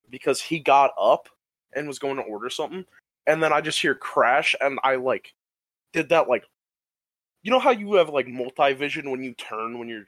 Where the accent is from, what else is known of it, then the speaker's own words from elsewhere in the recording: Michigan, United States; also born or lived in Ohio; I grew up in the Midwest, in the great state of Michigan, and Ohio.